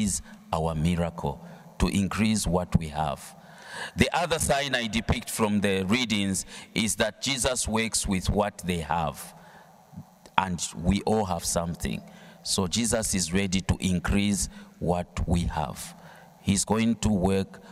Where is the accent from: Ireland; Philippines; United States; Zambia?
Zambia; I come from Zambia